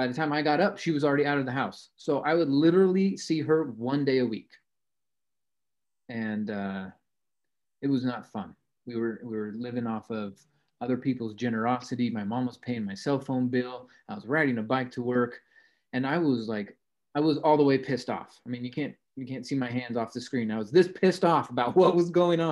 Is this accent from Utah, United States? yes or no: yes; Salt Lake City, Utah, United States; I grew up in Salt Lake City